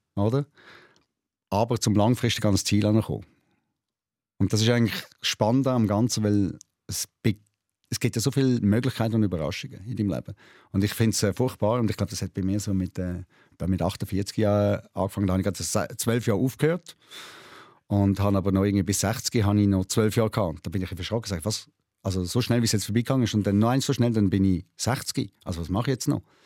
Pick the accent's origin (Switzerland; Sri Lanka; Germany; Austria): Switzerland; bei uns in der Schweiz